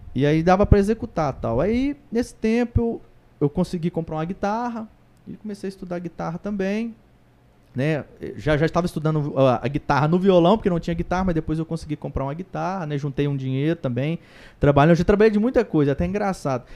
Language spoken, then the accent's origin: Portuguese; Patrocínio, Minas Gerais, Brazil; lá em Patrocínio, minha cidade natal